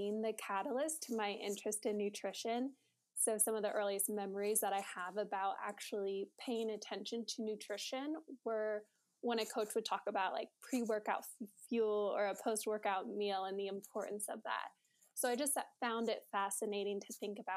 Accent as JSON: {"language": "English", "town": "Springboro", "region": "Ohio", "country": "United States", "tie": "born or raised there", "said": "I grew up in Springboro, Ohio, which is in between Dayton and Cincinnati, for those of you who don't know. So always grew up and have lived in the Midwest"}